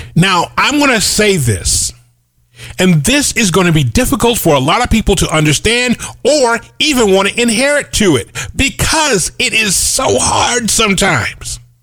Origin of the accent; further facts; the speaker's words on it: United States; I'm an American that happens to be black